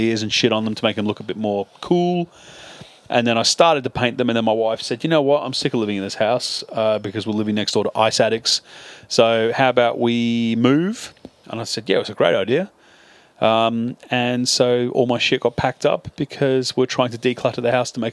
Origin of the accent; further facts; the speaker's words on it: England, United Kingdom; I'm an Englishman